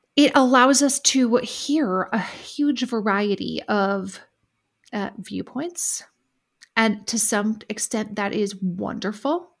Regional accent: United States; I'm commenting from an American perspective

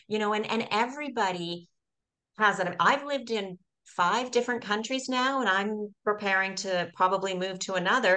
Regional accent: Canada; born in Canada

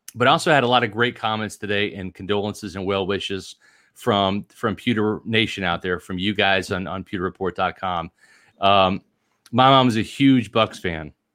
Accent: Kansas City, Missouri, United States; moved away as an adult; also born or lived in Washington, D.C. area; now in Tampa, United States; I grew up in the Washington, D C area for a little while, moved to Kansas City in nineteen eighty

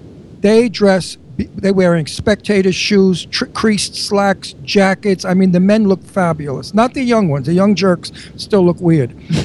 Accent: New York City, New York, United States; I grew up in Brooklyn

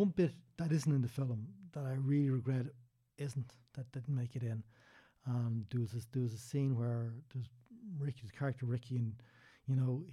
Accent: Dublin, Leinster, Ireland

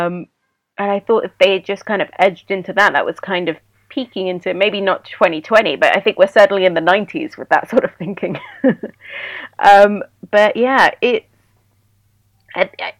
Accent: Sudan; moved away; I grew up in Sudan and I, you know, spent most of my adulthood here.

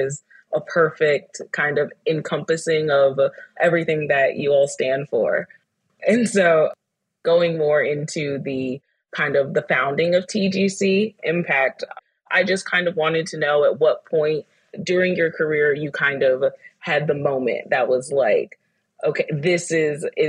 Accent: the South, United States; born and raised in the South

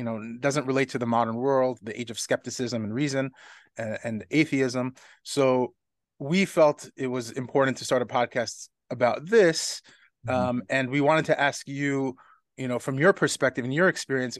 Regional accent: New York City, New York, United States; I'm Kew Gardens.

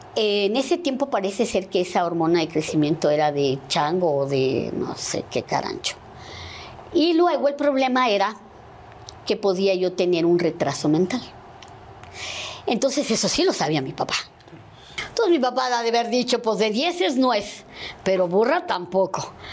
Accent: Veracruz, Mexico; soy del puerto de Veracruz

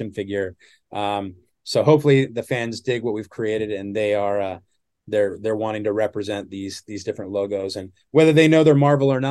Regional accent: Southern California, United States; I'm from Southern California

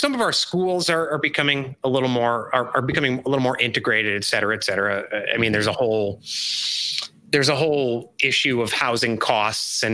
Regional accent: outside of Chicago, Illinois, United States; now in Charleston, United States; I grew up outside of Chicago

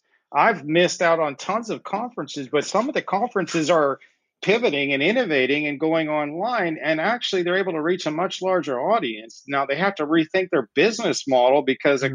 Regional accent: United States; moved away as an adult; also born or lived in Ohio / South Carolina / Colorado; now in Barcelona, Spain; I grew up in the States.

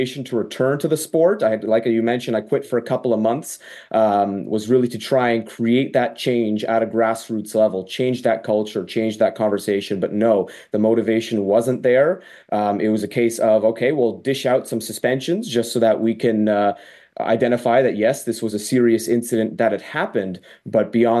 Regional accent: York Region, Ontario, Canada; my hometown in York Region, Ontario

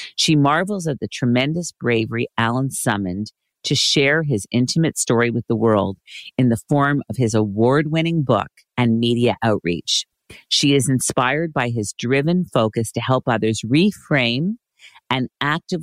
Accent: Montreal, Quebec, Canada; Born and raised in Montreal, Quebec, my hometown, great place

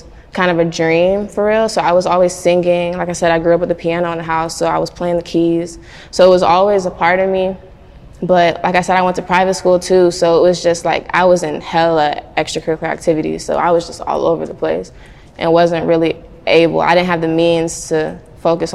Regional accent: Atlanta, Georgia, United States; I grew up in the south side of Atlanta

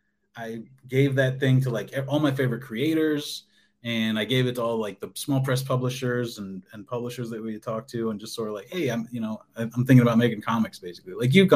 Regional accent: Colorado, United States; also born or lived in South Dakota; I grew up in Colorado, and I went to art school there. And then I moved to South Dakota, and I lived there for the 6 years while I was working at the TV station.

